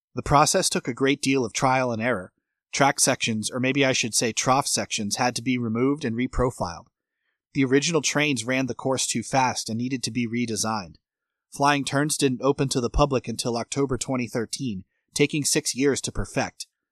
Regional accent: Massachusetts, United States; now in Florida, United States; Massachusetts to spend time with family and friends where I grew up

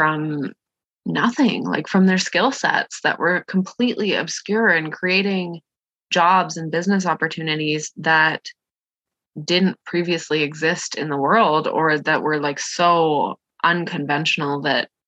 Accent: Canada; I'm from Canada

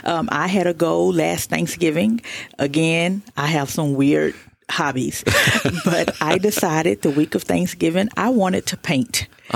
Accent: Fort Worth, Texas, United States; now in Tyler, United States; Correct. I'm from Fort Worth, Texas.

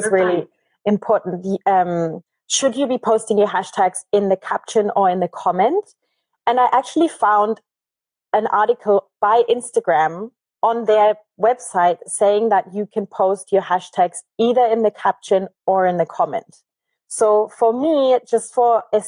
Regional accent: Germany; moved away; also born or lived in Argentina; I'm from Germany originally, but okay. I left 12 years ago. So I'm a bad German.

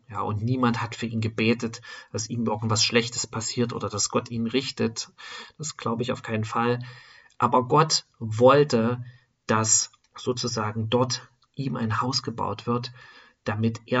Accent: eastern Germany, Germany; born there; aus einer Stadt, wo die meisten, könnte man sagen, Atheisten sind. Ja, Im Osten von Deutschlands, wo ich geboren bin oder geboren wurde, sind die meisten durch diese Sozialisation im Sozialismus Atheisten.

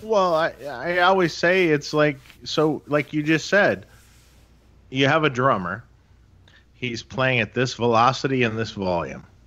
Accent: Detroit, Michigan, United States; moved away; I'm from Detroit originally, right?

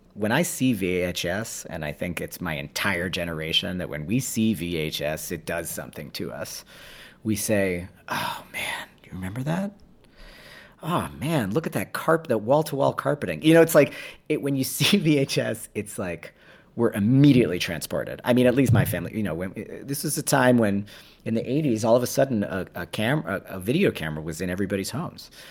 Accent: New York City, New York, United States; in my city, you know, where I was born in New York City

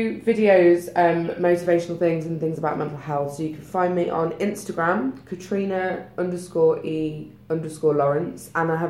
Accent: United Kingdom; We're very British

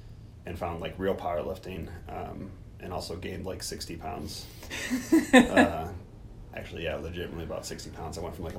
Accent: Missouri, United States; I grew up in Missouri

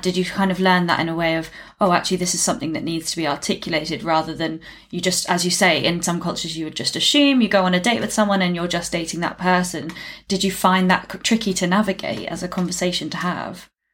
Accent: United Kingdom; as a Brit

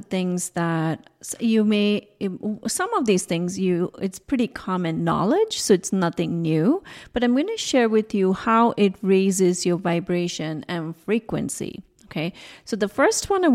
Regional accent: India; moved away; I was growing up in India

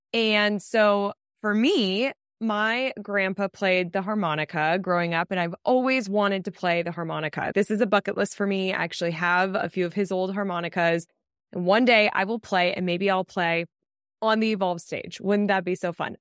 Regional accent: Colorado, United States; I grew up in Colorado

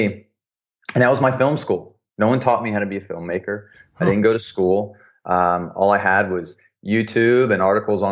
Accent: the South, United States; growing up in the South as a young man

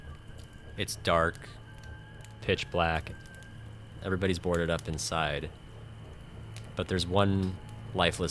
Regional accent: Mesa, Arizona, United States; now in Los Angeles, United States; I live in LA, and I'm a screenwriter, and I'm originally from Mesa, Arizona

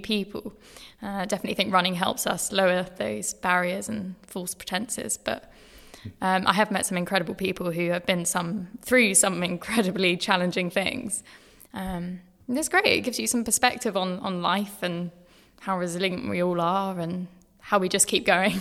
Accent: Brighton, South East England, United Kingdom; moved away as an adult; also born or lived in Eastbourne; now in London, United Kingdom; I grew up in Sussex, grew up in Brighton, um, and then Eastbourne

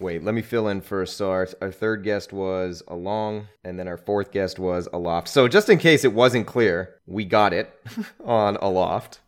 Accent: Canada; as a Canadian

